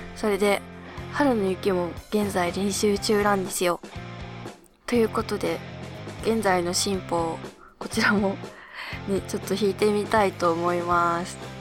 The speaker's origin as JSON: {"language": "Japanese", "region": "Hokkaido", "country": "Japan", "tie": "born or raised there", "moved": "yes", "lives_now": "Tokyo, Japan", "said": "北海道ってか私の地元でよく見た桜は"}